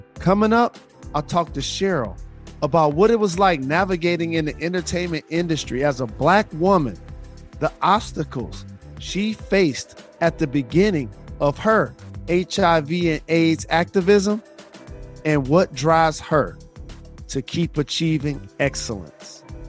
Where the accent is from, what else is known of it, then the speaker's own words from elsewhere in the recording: Detroit, Michigan, United States; as someone that founded an underfunded school in my hometown of Detroit